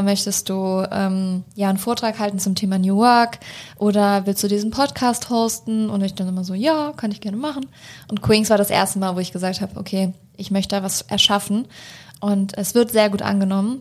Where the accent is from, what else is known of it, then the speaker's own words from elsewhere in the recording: Germany; ich bin in Deutschland groß geworden